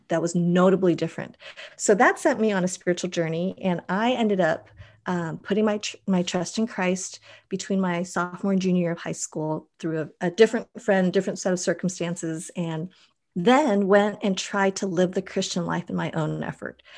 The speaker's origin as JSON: {"language": "English", "town": "Boulder", "region": "Colorado", "country": "United States", "tie": "born or raised there", "moved": "as an adult", "lives_now": "Mission Viejo, United States", "said": "I grew up in Boulder, which is totally granola"}